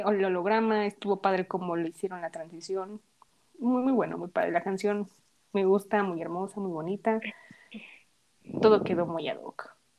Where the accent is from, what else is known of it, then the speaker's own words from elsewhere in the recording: Mexico; first language Spanish; nosotras somos mexicanas y pues cantamos en español porque pues es nuestro idioma y donde nacimos